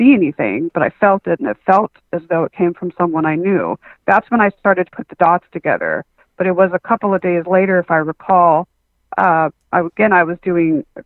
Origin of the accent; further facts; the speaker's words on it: Southern California, United States; also born or lived in Huntington Beach, California / Las Vegas, Nevada / San Diego, California; I came back to San Diego, California. And so I've been in Southern California ever since